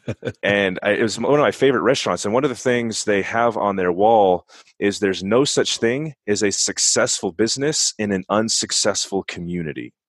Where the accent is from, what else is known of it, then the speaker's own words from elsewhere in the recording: San Bernardino, California, United States; moved away as an adult; also born or lived in Berrien Springs, Michigan; in San Bernardino, which is where I was born and raised, Southern California